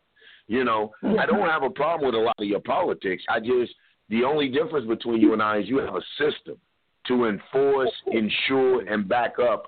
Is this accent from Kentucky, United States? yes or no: yes; Kentucky, United States; I'm from the Kentucky area